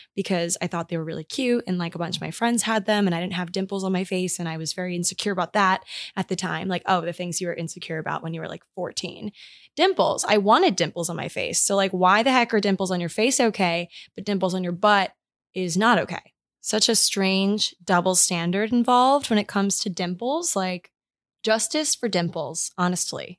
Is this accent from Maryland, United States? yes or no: yes; Maryland, United States; moved away; my hometown in Maryland